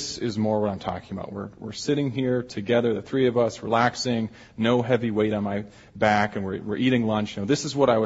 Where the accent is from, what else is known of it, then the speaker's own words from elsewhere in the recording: Alaska, United States; now in Chicago, United States; I'm from Alaska.